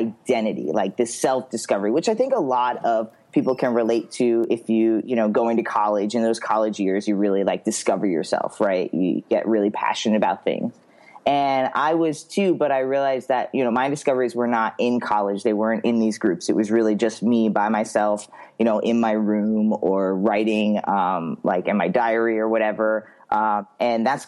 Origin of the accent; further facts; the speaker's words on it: Long Island, New York, United States; moved away as an adult; also born or lived in Florida; now in Oregon, United States; I was born and raised Long Island, New York, till I was 23